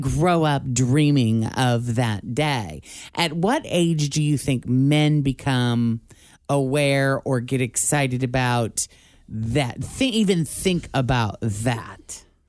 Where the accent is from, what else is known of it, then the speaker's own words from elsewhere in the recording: Illinois, United States; moved away; also born or lived in Tampa; I was from Illinois, we were living in Tampa